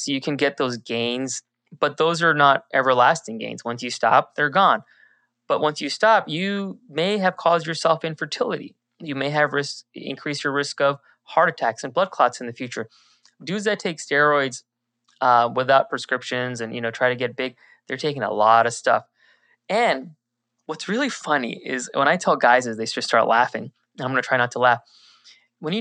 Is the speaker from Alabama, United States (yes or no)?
no; New Jersey, United States; now in Orlando, United States; I was born in New Jersey. Patients think I'm not from America, but I am from America. I was born in New Jersey